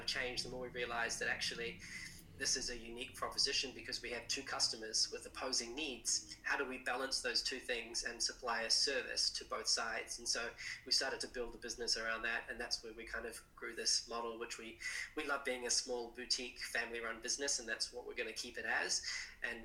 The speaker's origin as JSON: {"language": "English", "region": "Central Otago", "country": "New Zealand", "tie": "born or raised there", "also_born_or_lived": "Christchurch, New Zealand", "said": "I was born in Christchurch, but Central Otago since 1984. My dad started a jet boat company down there, and grew up in the deep south."}